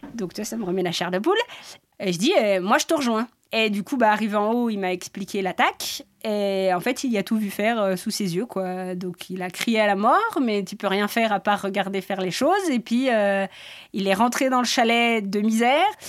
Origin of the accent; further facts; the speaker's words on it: Sixt-Fer-à-Cheval, Auvergne-Rhône-Alpes, France; je suis de Sixte. Alors, euh, Sixte Père à Cheval